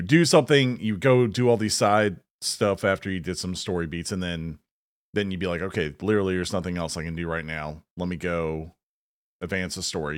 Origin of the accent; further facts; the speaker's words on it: the South, United States; as a Southerner